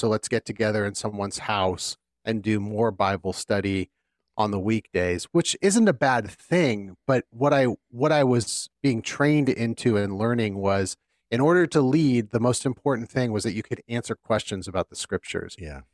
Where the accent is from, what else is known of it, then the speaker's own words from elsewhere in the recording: California, United States; now in Philadelphia, United States; growing up in California and my family, most of my family and my wife's family being out there